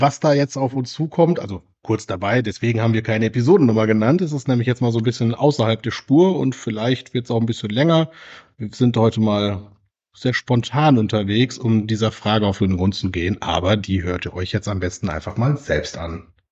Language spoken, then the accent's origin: German; Großheide, Lower Saxony, Germany; moved away; also born or lived in Wilhelmshaven; in meiner Heimat